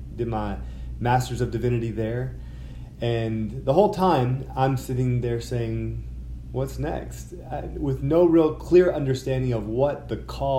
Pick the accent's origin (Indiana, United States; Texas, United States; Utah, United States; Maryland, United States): Texas, United States; also born or lived in Oklahoma; And so I was born in Western Oklahoma, grew up in West Texas, son of a cotton farmer and an entrepreneur.